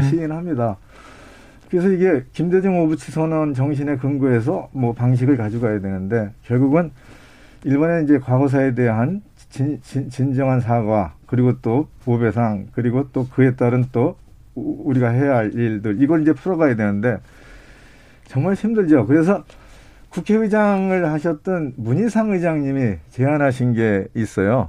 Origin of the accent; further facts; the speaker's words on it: Paju, Gyeonggi Province, South Korea; 제가 이제 전방에서 태어나서 전방에서 살고 있어요